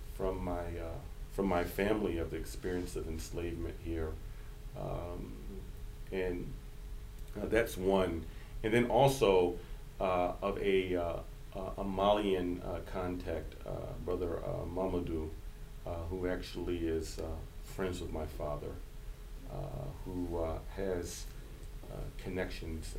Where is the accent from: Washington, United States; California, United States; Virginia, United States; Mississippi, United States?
Virginia, United States; central; also born or lived in Detroit, Michigan / New York; I was born in Detroit, but I was raised in central Virginia